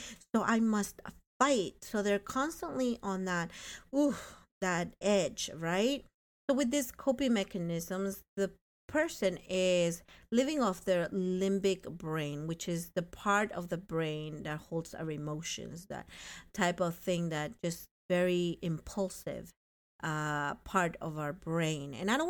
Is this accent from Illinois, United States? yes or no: no; North Plainfield, New Jersey, United States; I come from the Plainfields. Hello. Hello to the hood. North Plainfield. Go Canucks.